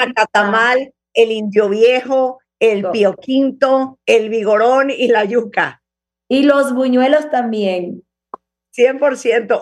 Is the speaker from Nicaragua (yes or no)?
yes; Managua, Nicaragua; now in Mexico; yo nací en Nicaragua hace 56 años, en Managua